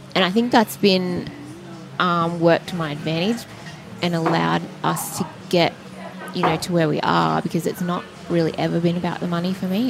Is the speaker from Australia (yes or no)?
yes; Sydney, New South Wales, Australia; moved away as an adult; now in Newcastle, Australia; I'm from Sydney